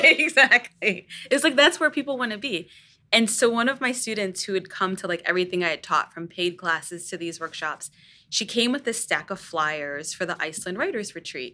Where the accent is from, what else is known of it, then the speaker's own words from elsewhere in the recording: Northern Virginia, United States; I grew up in Northern Virginia